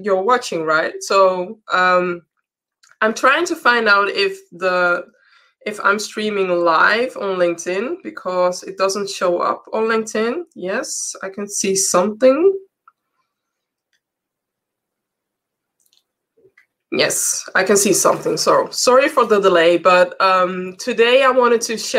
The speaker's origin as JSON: {"language": "English", "town": "Amsterdam", "region": "North Holland", "country": "Netherlands", "said": "Amsterdam, the city where I'm from"}